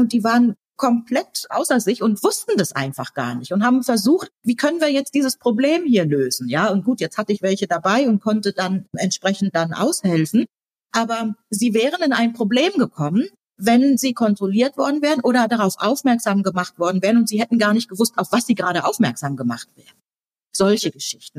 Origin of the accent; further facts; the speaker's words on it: Germany; first language German; wir beide in Deutschland geboren sind und Deutsch unsere Muttersprache ist